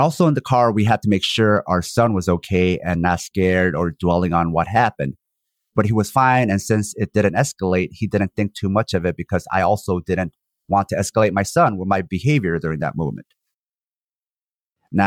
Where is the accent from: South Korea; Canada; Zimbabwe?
South Korea; now in United States; I'm a Korean born in one Korea, which was cleaved in half by the empire. I currently reside in the U.S.